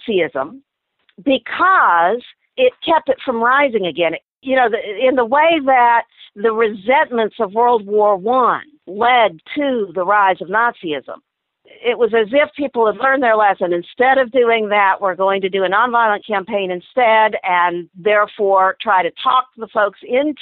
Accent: the South, United States; we were raised in the South

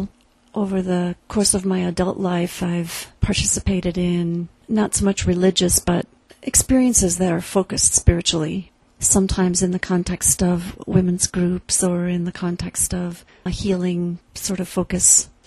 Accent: the middle of Iowa, United States; moved away; I grew up in the Presbyterian Church in the middle of Iowa

